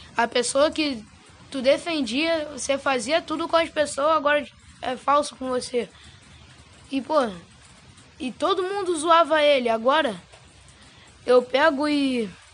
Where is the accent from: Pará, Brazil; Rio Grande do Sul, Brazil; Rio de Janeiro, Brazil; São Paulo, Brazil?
Rio de Janeiro, Brazil; moved away; eu vim da Vila Kennedy, lá no Rio de Janeiro